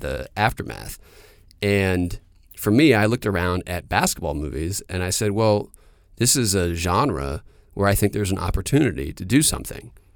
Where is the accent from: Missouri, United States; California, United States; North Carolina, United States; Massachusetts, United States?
North Carolina, United States; Durham; moved away; also born or lived in New York; I grew up in Durham, North Carolina